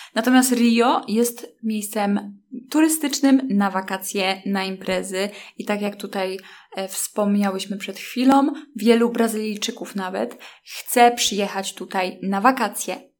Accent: Poland; skąd jestem i zaczęłam mówić o łódzkiej filmówce

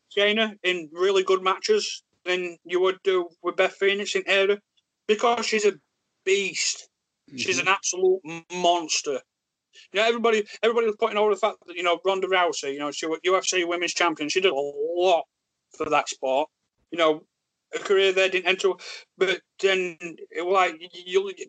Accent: Yorkshire and the Humber, United Kingdom; accent: thick Yorkshire; thick Yorkshire accent

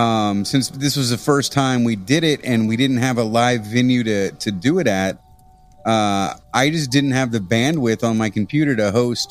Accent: Midwest, United States; growing up in the Midwest, you're a Catholic usually.

